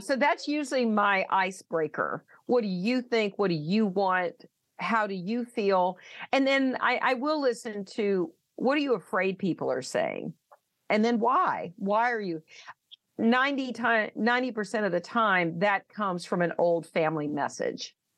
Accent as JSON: {"language": "English", "region": "the South", "country": "United States", "said": "I'm from the South"}